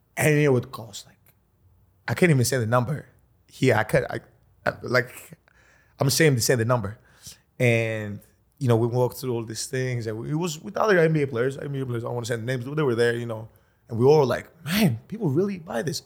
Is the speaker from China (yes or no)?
no; Greece; I come from Greece